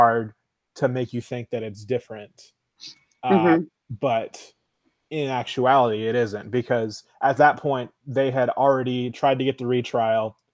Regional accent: San Antonio, Texas, United States; also born or lived in Maine; I was born in Maine, but I grew up in San Antonio, so I have a very strong Southern bias.

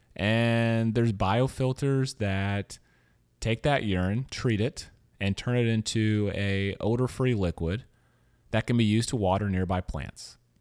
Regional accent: Louisiana, United States; also born or lived in Missouri; now in San Francisco, United States; I'm from a small town in Missouri. Um, as I was telling you earlier, I grew up in Louisiana

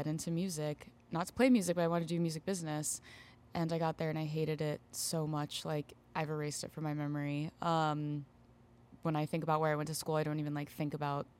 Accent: Tampa, Florida, United States; Yeah, I grew up in the Tampa Bay area as well.

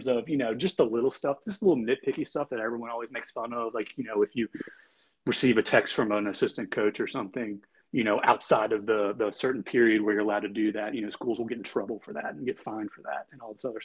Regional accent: Midlothian, Virginia, United States; I started out at the public high school, where I grew up in Midlothian, Virginia

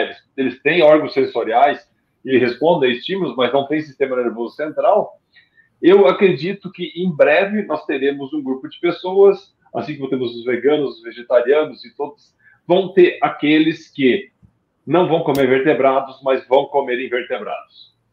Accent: Gaúcho, Rio Grande do Sul, Brazil; como gaúcho

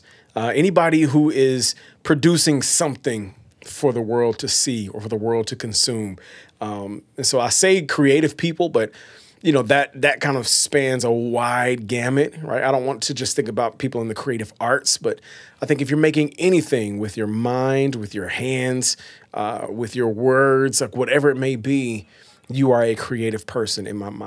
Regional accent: Batesville, Arkansas, United States; also born or lived in Oakland, California; Grew up in a town called Batesville, Arkansas

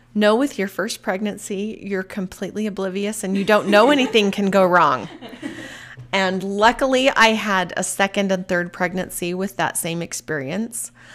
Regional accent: Mapleton, Utah, United States; also born or lived in Salt Lake County, Utah; I was born and raised in Mapleton, Utah

